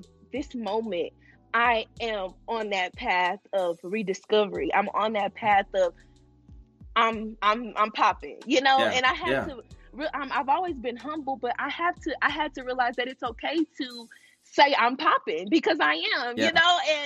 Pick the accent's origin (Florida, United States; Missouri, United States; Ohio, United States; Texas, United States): Texas, United States; moved away as an adult; also born or lived in Arkansas; now in Atlanta, United States; I was born in Texas. I'm originally from Texas.